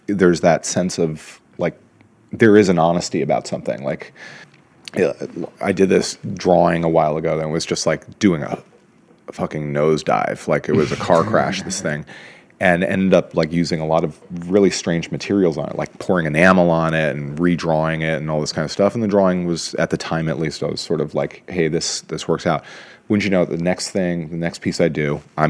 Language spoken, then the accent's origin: English; New York, United States; growing up in New York and the sort of, you know, the edge of the punk era